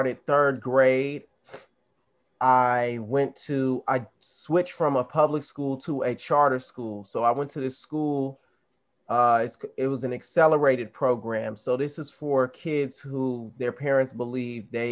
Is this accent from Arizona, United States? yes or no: yes; Arizona, United States; also born or lived in the South; I was growing up in Arizona. I'm from the South. You know, I'm Southern at heart